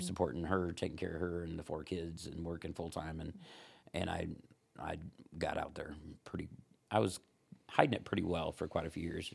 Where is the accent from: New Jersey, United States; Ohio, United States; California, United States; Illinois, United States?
Ohio, United States; also born or lived in Fort Wayne, Indiana; now in Huntington, United States; I'm from Ohio, actually